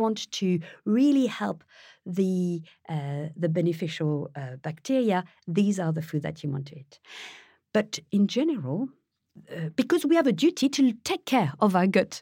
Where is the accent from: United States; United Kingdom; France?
France; Paris, Île-de-France; moved away; I was born in France, I was raised in Paris